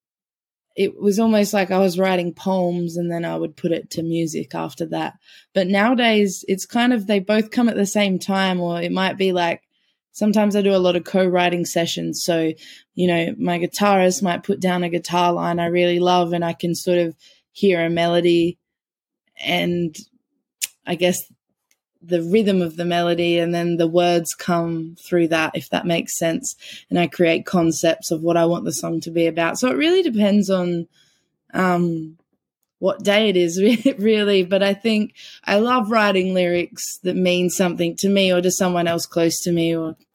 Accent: Port Pirie, South Australia, Australia; So I grew up in Port Pirie, which is about 2.5 hours north of South Australia

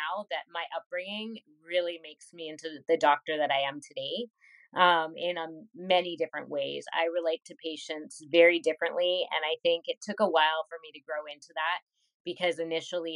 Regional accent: Winnipeg, Manitoba, Canada; I was born in Winnipeg and I stayed here and I still live here

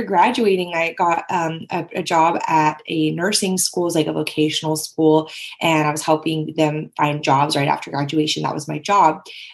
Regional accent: Bay Area, California, United States; I grew up in the Bay Area in California

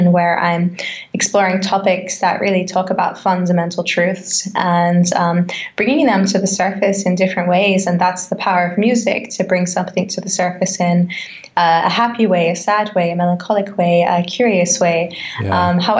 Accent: Australia; now in Germany; an Australian singer-songwriter, yogi, and I would say mindfulness practitioner, living in Germany

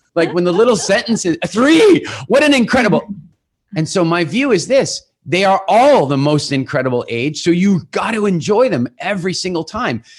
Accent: South Africa; moved away; also born or lived in England; we're originally from South Africa

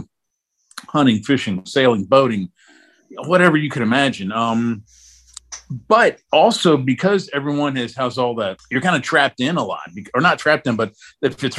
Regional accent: Northern Virginia, United States; now in Georgia, United States; I'll say Virginia because that's where I was, you know, born and raised

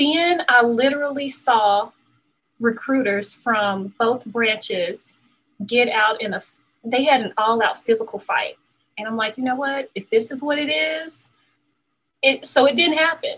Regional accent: Mississippi, United States; I can now get on the Air Force base in my hometown. I'm like, oh, I'm going to the military. I am getting out of Mississippi.

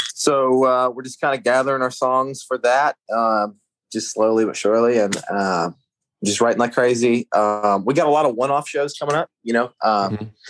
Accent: outside of Pittsburgh, Western Pennsylvania, United States; I grew up in the middle of nowhere, Western Pennsylvania, just like a little Amish town, pretty much. You know, like just farmland outside of Pittsburgh

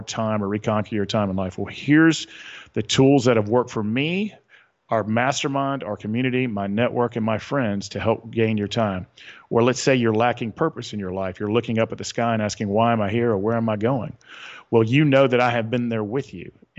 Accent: the South, Southern United States, United States; accent: Southern; my Southern accent

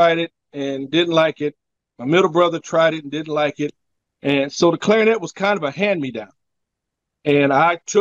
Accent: Omaha, Nebraska, United States; moved away as an adult; now in Los Angeles, United States; I was born and raised in Omaha

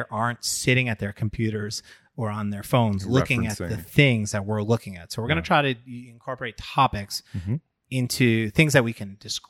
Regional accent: Long Island, New York, United States; I grew up on Long Island.

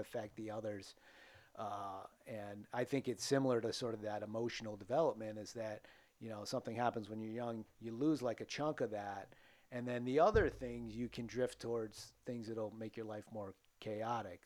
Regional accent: Attleboro, Massachusetts, United States; I grew up in Attleboro, um, born in seventy-one

